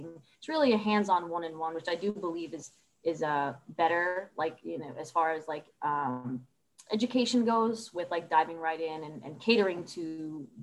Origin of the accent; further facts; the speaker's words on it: Jersey City, New Jersey, United States; I'm from Jersey City, New Jersey. I grew up there.